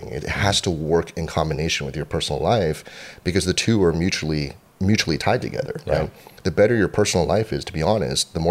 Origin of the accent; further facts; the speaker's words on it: Cupertino, California, United States; also born or lived in Boston, Massachusetts; I grew up in Cupertino, California